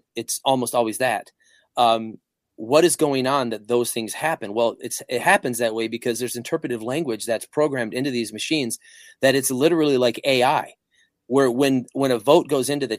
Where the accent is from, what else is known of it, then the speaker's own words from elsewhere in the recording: Flint, Michigan, United States; I grew up in the Flint, Michigan area. I was in the suburbs